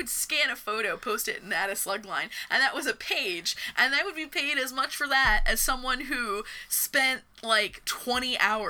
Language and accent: English; United States; also born or lived in Portland, Oregon; the most inspiring things that have happened to me as an American in a long damn time.